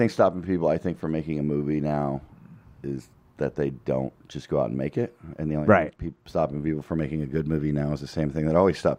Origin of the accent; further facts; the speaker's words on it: outside of Philadelphia, Pennsylvania, United States; also born or lived in Colorado; now in Los Angeles, United States; I grew up outside of Philadelphia